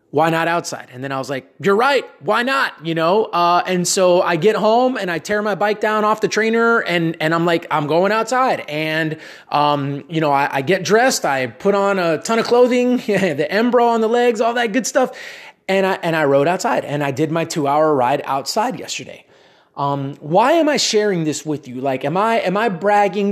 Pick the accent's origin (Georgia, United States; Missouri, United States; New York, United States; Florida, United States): Florida, United States; Miami; also born or lived in Dallas area, Texas; now in Dallas, United States; I'm from Miami originally, but living here in Texas